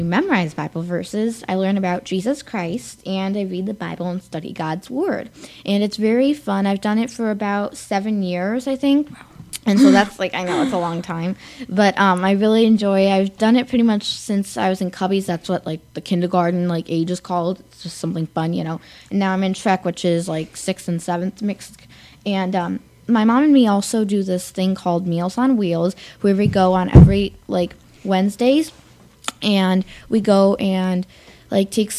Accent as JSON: {"language": "English", "town": "Glendale", "region": "Arizona", "country": "United States", "tie": "born or raised there", "also_born_or_lived": "Illinois", "said": "I was born in Glendale, Arizona, but my family and me moved to Illinois with my grandma and lived with her there, but moved back"}